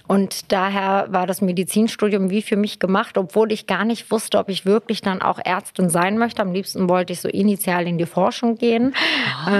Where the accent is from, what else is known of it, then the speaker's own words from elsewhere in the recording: Hanover, Lower Saxony, Germany; also born or lived in Istanbul, Turkey / Lüdenscheid, Germany; now in Berlin, Germany; habe ich eigentlich meine Kindheit und Teenagerzeit so in Hannover verbracht